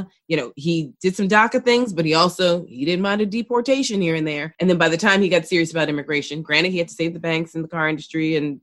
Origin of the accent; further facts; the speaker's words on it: New York City, New York, United States; as a New Yorker